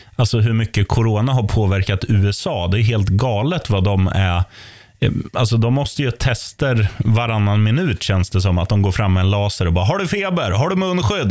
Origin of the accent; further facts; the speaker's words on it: Eskilstuna, Södermanland, Sweden; i min hemstad, Eskilstuna